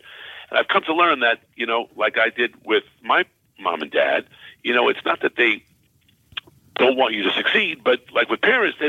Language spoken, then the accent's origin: English; Baldwin, New York, United States; moved away as an adult; also born or lived in Brooklyn, New York / Cortland, New York; I was born in Brooklyn, New York, and raised in Baldwin, Long Island, as we say, Strong Island